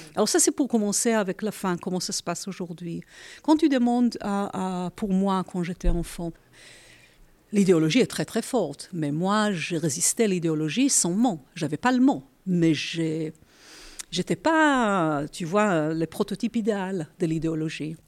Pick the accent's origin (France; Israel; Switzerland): Israel; Je suis née dans la colonie sioniste en Palestine